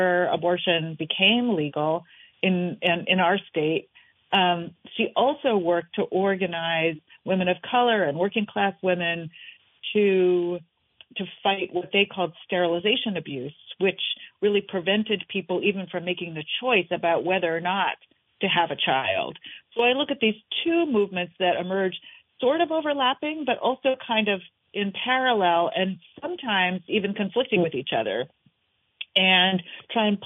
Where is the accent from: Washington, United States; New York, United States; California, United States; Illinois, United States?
New York, United States; New York City; the apartment where I grew up in New York City